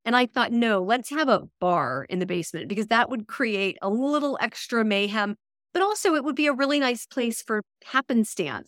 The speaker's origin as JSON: {"language": "English", "region": "Texas", "country": "United States", "also_born_or_lived": "New York City", "moved": "yes", "said": "I'm from Texas originally"}